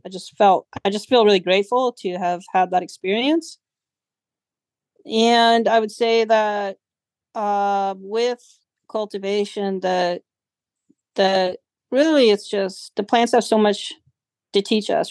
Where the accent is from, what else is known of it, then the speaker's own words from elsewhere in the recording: Humboldt, California, United States; Growing up in Humboldt was it was adventurous, exciting